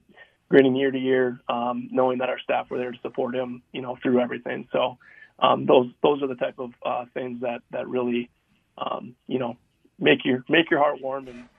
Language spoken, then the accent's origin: English; Minnesota, United States; moved away as an adult; now in Los Angeles, United States; I was born and raised in Minnesota. I live out in Los Angeles now